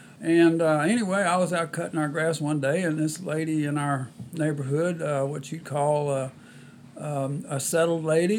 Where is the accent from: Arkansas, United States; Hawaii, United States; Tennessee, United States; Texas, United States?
Texas, United States; Sealy; my hometown of Sealy, Texas.